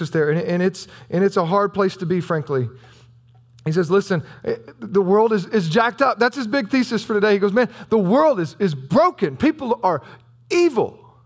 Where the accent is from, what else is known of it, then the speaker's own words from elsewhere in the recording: United States; also born or lived in Southern Illinois; we're American